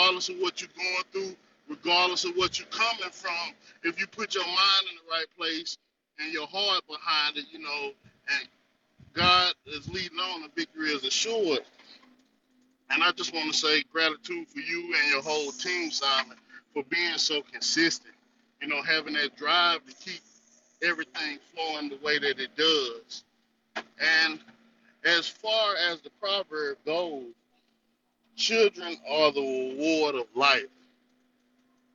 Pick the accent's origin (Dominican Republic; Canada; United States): United States; North Carolina; I'm from the North Carolina territory.